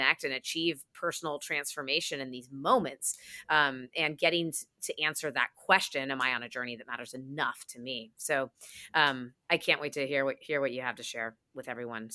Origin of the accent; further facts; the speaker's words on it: New York, United States; as a New Yorker